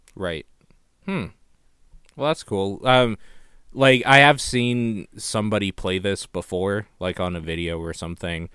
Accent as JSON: {"language": "English", "country": "Canada", "said": "I'm Canadian"}